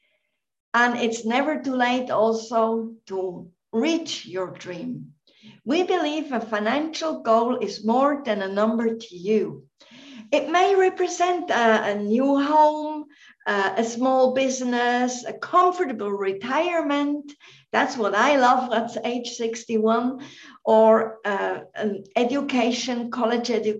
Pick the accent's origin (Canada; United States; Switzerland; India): Switzerland; Central Switzerland; now in Bilbao, Spain; I'm half Welsh, but also Swiss, born in Switzerland, in central Switzerland